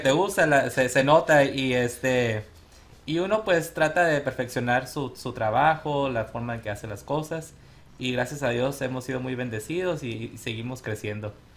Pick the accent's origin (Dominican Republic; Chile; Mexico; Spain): Mexico; Sonora; also born or lived in Tucson, Arizona; now in Phoenix, United States; soy originario de Sonora, mi familia y yo somos de Sonora. Este, venimos a este país como muchas familias, como inmigrantes. Llegamos primero a Tucson, ahí hice yo mi, la, prep, la preparatoria.